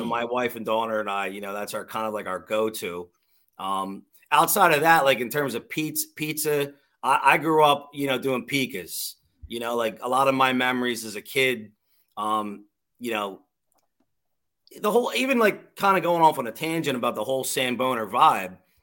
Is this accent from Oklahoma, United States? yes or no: no; Drexel Hill, Pennsylvania, United States; also born or lived in Springfield, Pennsylvania; I'm I'm born and bred in Delco. I live in I grew up in Drexel Hill. I live I live in Springfield now